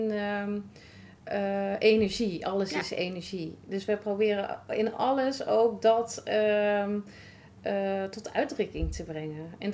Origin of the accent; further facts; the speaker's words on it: Raalte, Overijssel, Netherlands; want ik kom zelf natuurlijk uit Raalte.